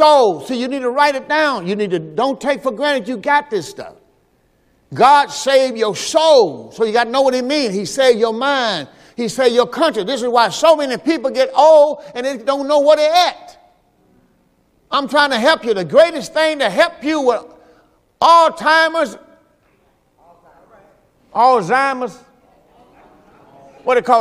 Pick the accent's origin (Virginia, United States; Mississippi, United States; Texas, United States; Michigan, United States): Mississippi, United States; I'm from the Mississippi.